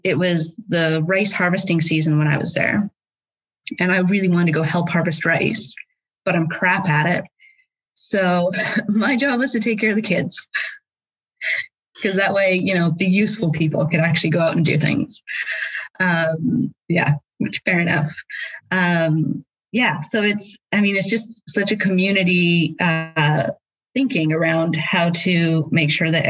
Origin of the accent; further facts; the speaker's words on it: Prince George, British Columbia, Canada; moved away as an adult; also born or lived in Guelph, Ontario; now in Cardiff, United Kingdom; I did my undergraduate degree at the university in my hometown in Prince George